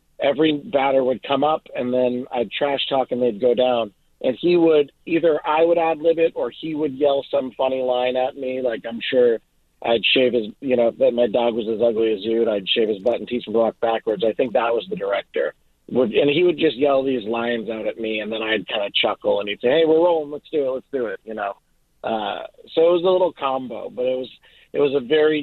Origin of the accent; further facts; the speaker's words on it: Boston, Massachusetts, United States; now in Los Angeles, United States; I'm from Boston